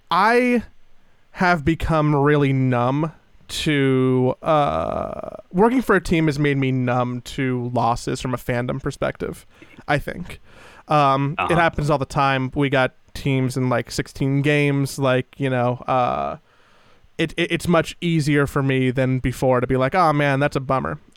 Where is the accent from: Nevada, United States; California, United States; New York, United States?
California, United States; Los Angeles; born or raised there